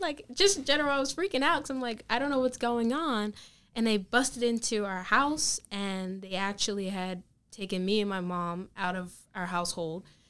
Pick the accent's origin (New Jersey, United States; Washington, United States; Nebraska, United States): New Jersey, United States; Manchester; my local town, Manchester